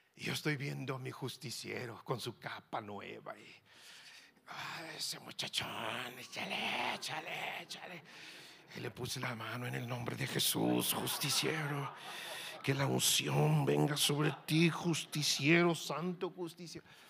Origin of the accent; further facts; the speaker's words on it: Tierra Caliente, Sonora, Mexico; Yo soy de Tierra Caliente, de Sonora.